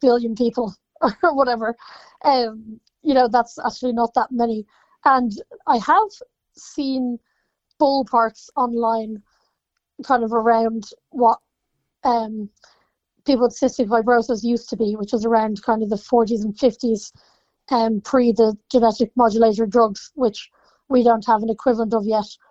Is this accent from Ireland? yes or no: yes; Ireland; especially being Irish